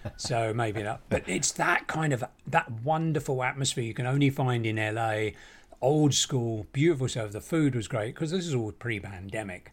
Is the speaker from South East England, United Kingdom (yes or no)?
no; Barnet, London, United Kingdom; moved away as an adult; now in Los Angeles, United States; coming here as an Englishman from the small town of Barnet